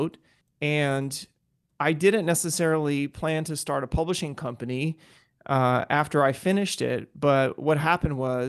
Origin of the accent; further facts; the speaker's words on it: Eunice, Louisiana, United States; my hometown of Eunice